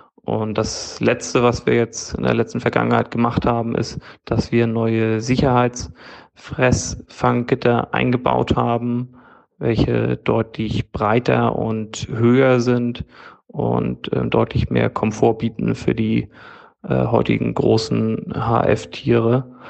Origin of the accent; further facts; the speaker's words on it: near Flensburg, Schleswig-Holstein, Germany; ich komme aus der Nähe von Flensburg in Schleswig-Holstein